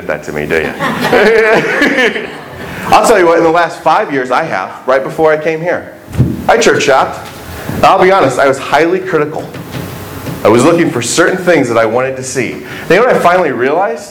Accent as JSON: {"language": "English", "region": "Indiana", "country": "United States", "also_born_or_lived": "Michigan", "moved": "as an adult", "lives_now": "Texas, United States", "said": "I am a Hoosier. I am not from Texas."}